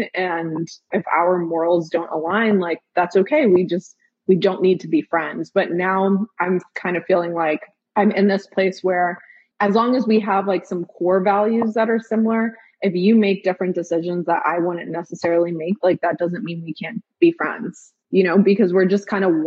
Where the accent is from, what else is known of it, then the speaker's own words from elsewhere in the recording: New York City, New York, United States; now in Memphis, United States; we grew up in Park Slope